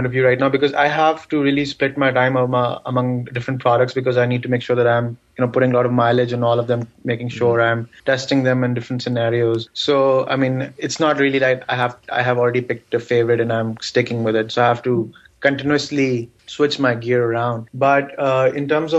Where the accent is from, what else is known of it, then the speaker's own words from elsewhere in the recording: Pakistan; first language Urdu; English is a second language; also born or lived in San Jose, United States; now in United States; I'm from Pakistan